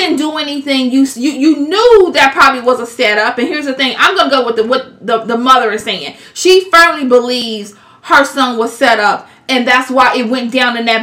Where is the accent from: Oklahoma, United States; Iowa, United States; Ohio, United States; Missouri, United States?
Missouri, United States; Kansas City; moved away as an adult; now in Overland Park, United States; We're from Kansas City, Missouri. But when you turned two, I was like, deuces. I'm going to Overland Park, Kansas. And I've been in Overland Park, Kansas ever since.